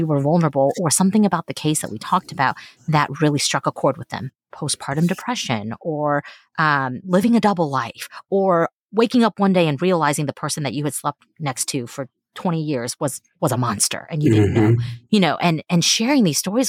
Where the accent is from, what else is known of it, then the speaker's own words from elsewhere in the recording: Texas, United States; first language Mandarin Chinese; English is a second language; I'm Chinese, and I grew up in Texas